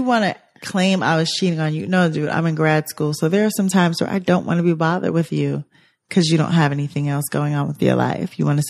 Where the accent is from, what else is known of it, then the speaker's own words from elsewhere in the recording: New York, United States; I'm from New York.